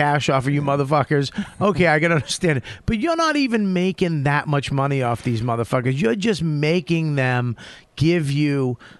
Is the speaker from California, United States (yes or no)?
no; Malden, Massachusetts, United States; accent: Boston; moved away as an adult; now in New York, United States; I was born in Malden.